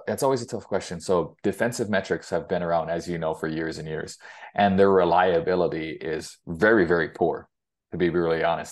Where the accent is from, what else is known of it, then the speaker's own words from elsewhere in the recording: Hilo, Hawaii, United States; moved away as an adult; also born or lived in Greeley, Colorado; now in Fort Collins, United States; I grew up in Gila, Hawaii